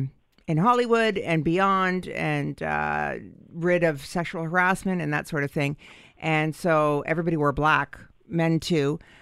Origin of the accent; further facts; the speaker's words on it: Canada; we're Canadian, too.